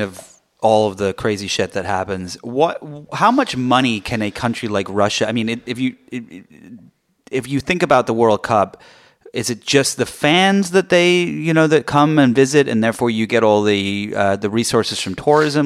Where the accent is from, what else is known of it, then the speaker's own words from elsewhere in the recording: England, United Kingdom; moved away; So I grew up in England